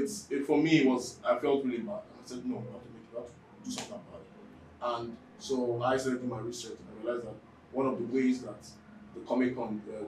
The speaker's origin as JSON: {"language": "English", "country": "Nigeria", "said": "we're in Africa and we're Nigerian"}